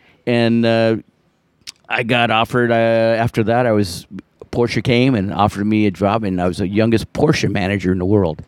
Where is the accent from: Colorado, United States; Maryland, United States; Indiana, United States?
Colorado, United States; I grew up in Colorado, and like 10 generations there on my mom, grandma's side, and grandpa, and all